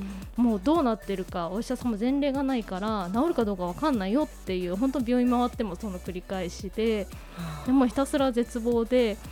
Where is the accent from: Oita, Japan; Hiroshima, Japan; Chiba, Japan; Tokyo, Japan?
Oita, Japan; Beppu; 私地元があ出身が大分の別府なんですけれども